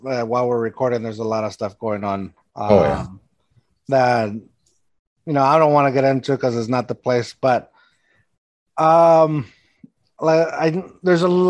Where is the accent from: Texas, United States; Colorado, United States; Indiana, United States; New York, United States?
Texas, United States; also born or lived in Mexico / Austin; now in San Antonio, United States; I am hardcore Texan, but I'm not from San Antonio. I am from Texas in a way, but I was born in Mexico.